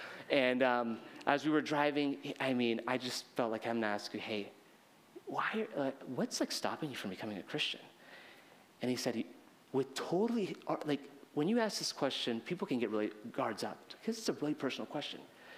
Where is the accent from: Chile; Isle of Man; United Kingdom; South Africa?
Chile; I was raised in Chile. I'm speaking more Spanish in Japan than I've spoken anywhere else